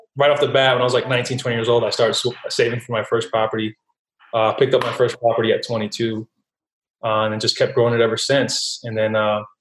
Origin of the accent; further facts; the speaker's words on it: Newark, New Jersey, United States; Was born and raised in Newark, New Jersey